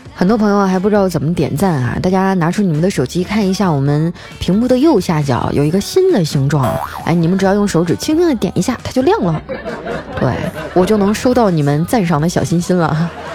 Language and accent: Chinese; Northeast China, China; 我是东北人儿